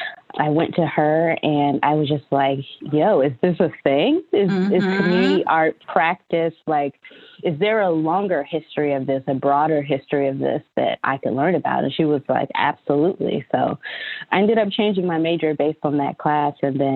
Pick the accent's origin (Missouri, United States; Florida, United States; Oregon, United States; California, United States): Florida, United States; Tampa; moved away as an adult; also born or lived in New York; now in Chicago, United States; I mean, I grew up in Tampa, Florida, and we definitely had museums, but art and culture, you know, wasn't like a huge part of my upbringing in the traditional sense.